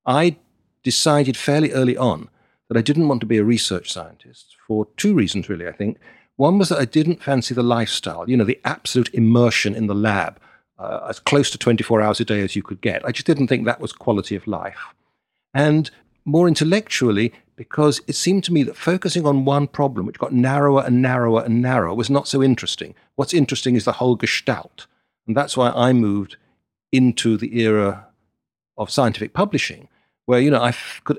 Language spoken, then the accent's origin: English; London, United Kingdom; moved away; also born or lived in Boston / New York; I grew up in London.